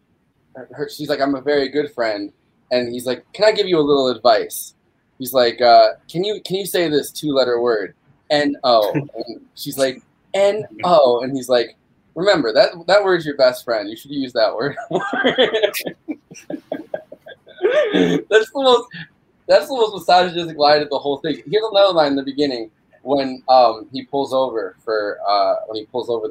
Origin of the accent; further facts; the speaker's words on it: New Paltz, New York, United States; growing up in New Paltz